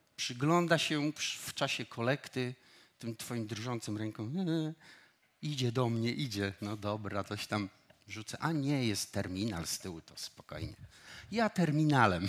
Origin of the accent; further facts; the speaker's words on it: Silesian Voivodeship, Poland; Wychowywałem się e, u mojego wujka i cioci, którzy mnie zabrali gór, na Górny Śląsk, wychowywali mnie tam